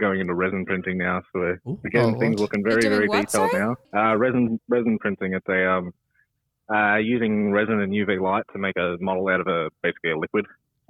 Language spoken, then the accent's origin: English; Victoria, Australia; I grew up in Victoria.